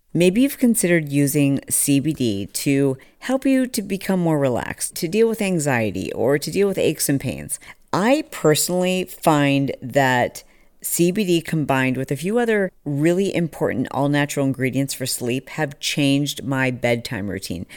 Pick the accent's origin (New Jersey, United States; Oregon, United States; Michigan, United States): Michigan, United States; Fowlerville; also born or lived in Detroit, Michigan; I was born in Detroit. We lived there for I don't know, like four years or something. And so when we were really young, we moved to a small country town called Fowlerville, Michigan